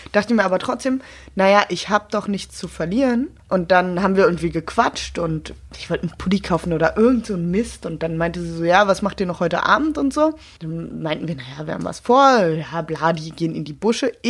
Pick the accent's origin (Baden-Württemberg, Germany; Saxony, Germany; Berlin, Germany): Berlin, Germany; Ich hab, bin eine Berlinerin, sehr spät.